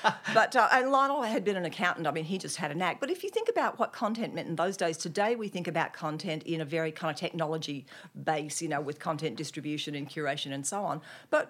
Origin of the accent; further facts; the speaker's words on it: Nashville, Tennessee, United States; also born or lived in Germany; now in Australia; Well, I'm from Nashville, Tennessee, but kind of by way of the US Army. My dad was actually a career Army officer in the US Army